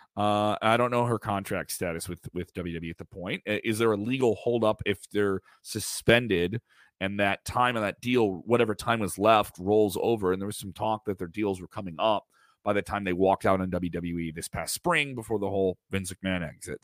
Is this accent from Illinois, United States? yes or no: yes; Chicago, Illinois, United States; I'm from Chicago